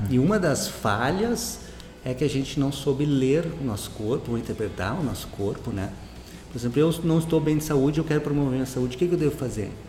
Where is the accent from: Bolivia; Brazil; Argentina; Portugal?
Brazil; Santa Maria, Rio Grande do Sul; eu sou de Santa Maria